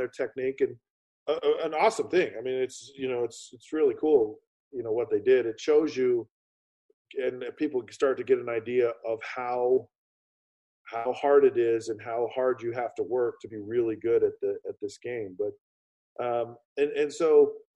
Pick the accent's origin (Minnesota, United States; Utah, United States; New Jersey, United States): Utah, United States; moved away as an adult; I'm this kid from Utah